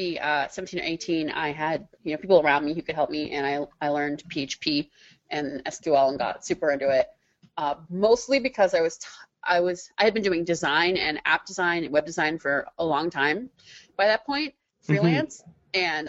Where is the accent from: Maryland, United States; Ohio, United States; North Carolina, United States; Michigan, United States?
Maryland, United States; Suburban Maryland.